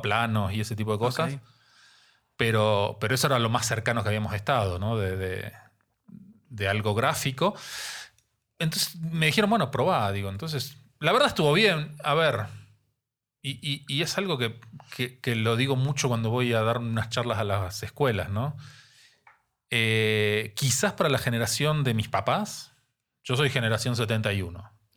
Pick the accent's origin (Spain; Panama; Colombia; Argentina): Argentina; Neuquén; moved away as an adult; also born or lived in Santa Cruz, Argentina / La Plata, Argentina; now in Mexico City, Mexico; Yo nací en el sur de Argentina, en la Patagonia. Ok. en la provincia de Santa Cruz. Desde muy chiquito, a los cuatro años, mis papás se mudaron a otra provincia dentro de la Patagonia, Neuquén